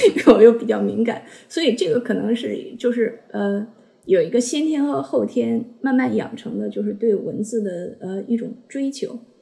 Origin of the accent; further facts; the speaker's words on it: a small city in Northeast China, China; now in Australia; 我是在东北小城长大的嘛